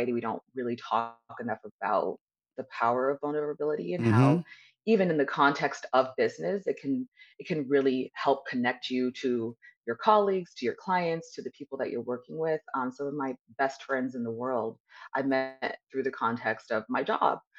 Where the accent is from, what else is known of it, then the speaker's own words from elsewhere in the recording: Southern California, United States; I was born and raised in Southern California